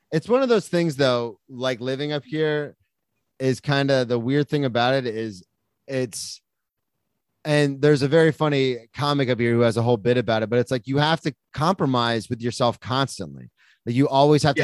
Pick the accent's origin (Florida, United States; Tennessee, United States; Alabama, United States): Florida, United States; moved away; I'm from Florida